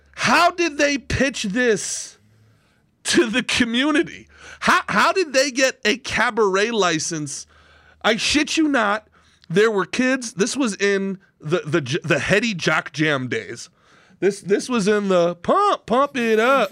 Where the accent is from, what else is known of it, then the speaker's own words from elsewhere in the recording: Old Bridge, New Jersey, United States; also born or lived in Brooklyn, New York; my family moved out of Brooklyn when I was young, like everybody else, and we, and I grew up in a town called Old Bridge, New Jersey